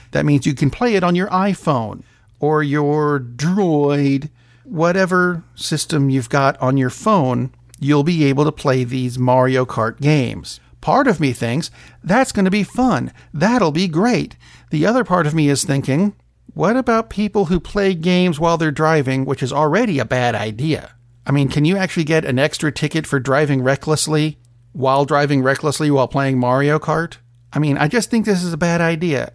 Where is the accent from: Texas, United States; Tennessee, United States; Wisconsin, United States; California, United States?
Tennessee, United States; my home state